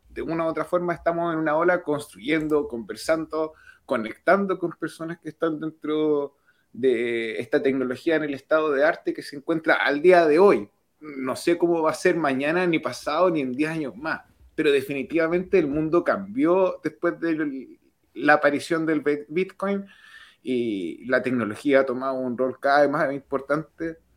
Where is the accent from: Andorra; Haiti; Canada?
Canada; Yo soy de Canadá